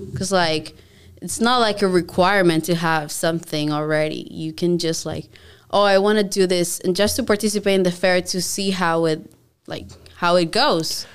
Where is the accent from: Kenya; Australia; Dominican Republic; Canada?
Dominican Republic; moved away; I'm from the Dominican Republic, so I started there